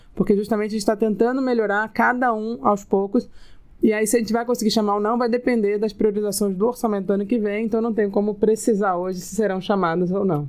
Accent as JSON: {"language": "Portuguese", "region": "Rio de Janeiro", "country": "Brazil", "tie": "born or raised there", "said": "Eu sou carioca, morei quase praticamente a vida inteira no Rio"}